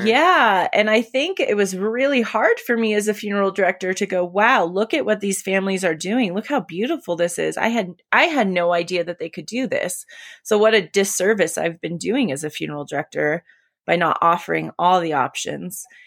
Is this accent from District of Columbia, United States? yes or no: no; California, United States; moved away as an adult; also born or lived in Colorado; now in Colorado Springs, United States; my hometown of California